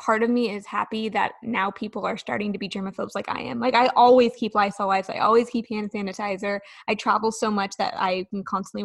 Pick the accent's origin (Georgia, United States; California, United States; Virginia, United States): California, United States; now in Nashville, United States; I grew up in California where earthquakes are a thing